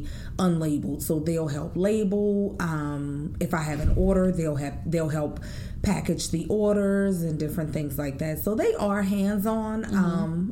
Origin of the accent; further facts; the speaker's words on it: New Orleans, Louisiana, United States; I, again, was born and raised in New Orleans, Louisiana